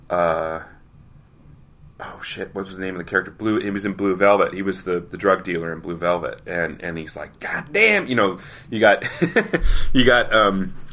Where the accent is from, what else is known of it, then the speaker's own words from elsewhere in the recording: Colorado, United States; See, I grew up in Colorado and Colorado by nature has no unless you're the, from the southeast corner of the state, there's no real accent for Colorado.